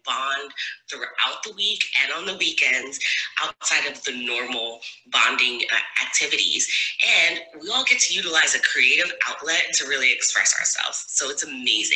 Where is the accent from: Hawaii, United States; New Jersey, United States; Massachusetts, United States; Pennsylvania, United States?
New Jersey, United States; I'm from New Jersey